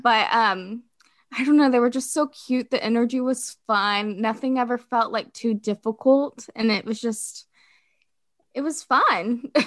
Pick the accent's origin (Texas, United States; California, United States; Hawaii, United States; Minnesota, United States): Texas, United States; Fort Worth; also born or lived in France; I'm from Fort Worth, Texas. I currently live back in Fort Worth, Texas